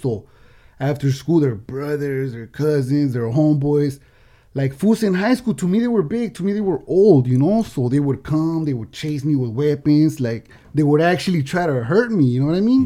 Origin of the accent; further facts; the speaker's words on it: Oxnard, California, United States; I'm from El Rio gang, right? So in Oxnard